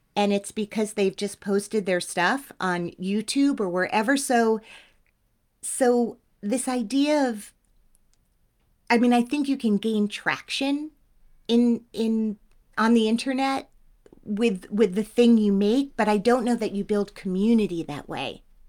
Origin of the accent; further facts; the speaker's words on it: Teaneck, New Jersey, United States; I'm from Teaneck.